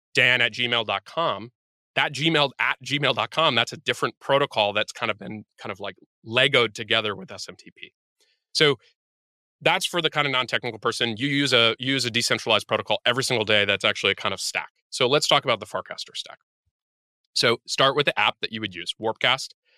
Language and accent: English; United States; I'm American